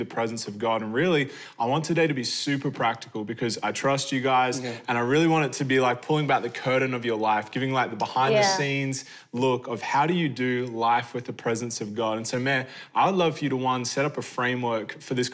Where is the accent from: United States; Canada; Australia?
Australia; moved away; as an Australian